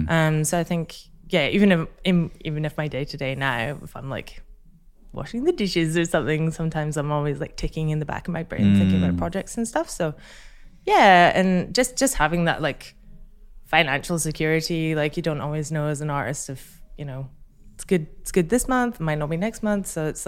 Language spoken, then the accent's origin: English; Scotland, United Kingdom; So I'm Scottish.